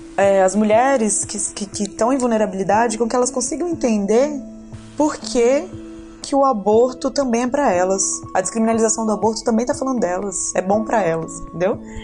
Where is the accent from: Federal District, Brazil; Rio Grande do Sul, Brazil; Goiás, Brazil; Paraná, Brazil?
Federal District, Brazil; Ceilândia; eu fui criada na periferia, na Tailândia, né? Que eu fico brincando, que é ali na, na divisa de Taguatinga com Ceilândia